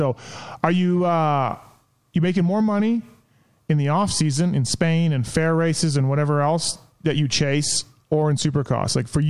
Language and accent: English; Canada; I'm Canadian.